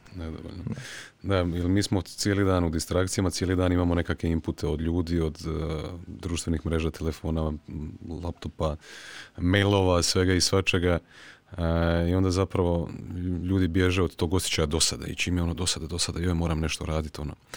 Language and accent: Croatian; Croatia; kod nas u Hrvatskoj